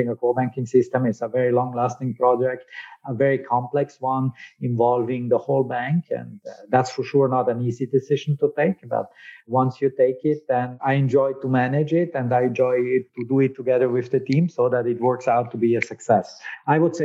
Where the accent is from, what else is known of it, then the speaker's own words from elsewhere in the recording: South Tyrol, Trentino-Alto Adige, Italy; first language German; English is a second language; moved away as an adult; also born or lived in Berlin, Germany / Slovakia; coming from South Tyrol, you know, there's a particular history